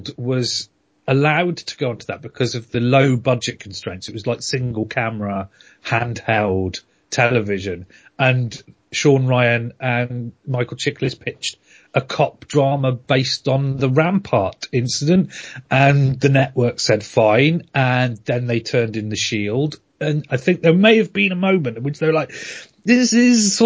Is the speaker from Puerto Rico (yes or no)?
no; United Kingdom; I'm British